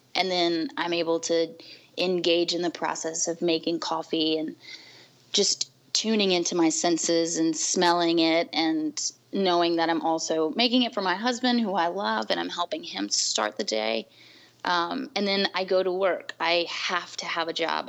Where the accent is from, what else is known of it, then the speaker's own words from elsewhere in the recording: New Orleans, Louisiana, United States; moved away as an adult; now in Washington, D.C., United States; I'm also originally from New Orleans or the South Louisiana area, born and raised.